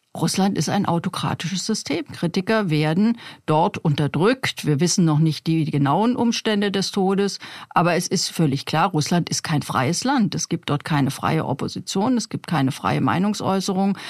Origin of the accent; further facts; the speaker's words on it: East Germany, Germany; ich bin ja in der DDR aufgewachsen